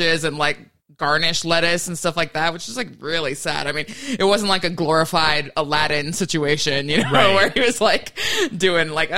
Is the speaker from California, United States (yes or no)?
yes; Southern California, United States; I grew up here in Southern California